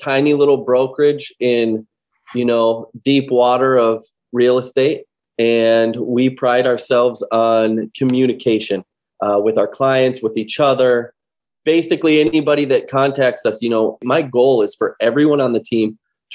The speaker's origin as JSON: {"language": "English", "town": "Los Angeles", "region": "California", "country": "United States", "tie": "born or raised there", "moved": "as an adult", "lives_now": "Janesville, United States", "said": "I'm actually from Southern California, born and raised in Los Angeles."}